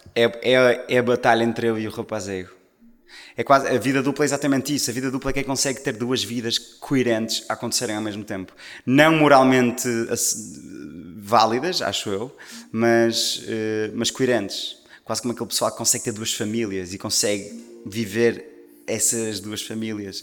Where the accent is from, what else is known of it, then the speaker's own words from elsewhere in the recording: Maia, Norte, Portugal; now in Lisbon, Portugal; Eu sou do Norte. Maia. sou da Maia, sim. Uh, exato, eu sou da Maia, mas agora moro em Lisboa.